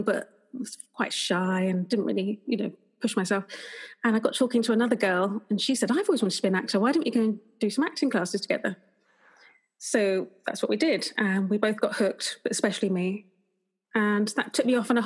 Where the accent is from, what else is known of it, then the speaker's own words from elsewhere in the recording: Potters Bar, East of England, United Kingdom; moved away as an adult; also born or lived in Liverpool; Potter's Bar, my hometown.